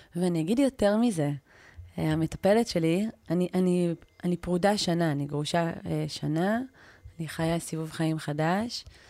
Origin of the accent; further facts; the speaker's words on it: Israel; אני ישראלית